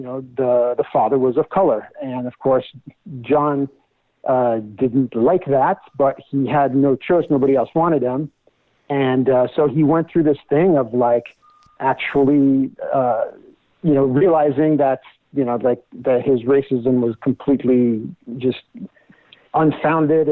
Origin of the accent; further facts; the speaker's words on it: France; moved away; I'm originally from France